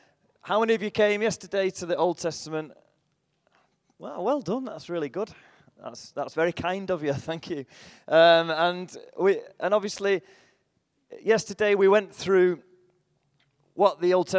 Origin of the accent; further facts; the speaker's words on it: Salford, North West England, United Kingdom; I'm from Salford, just near Manchester.